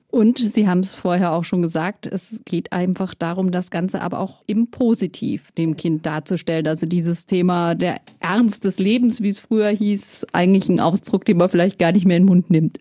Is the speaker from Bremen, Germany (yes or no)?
no; Bavaria, Germany; Bei uns in Bayern